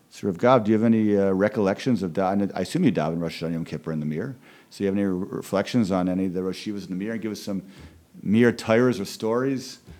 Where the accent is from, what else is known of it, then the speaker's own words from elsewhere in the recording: Philadelphia, Pennsylvania, United States; born there; even though we're both originally from Philadelphia, although I was only born in Philadelphia, he was raised in Philadelphia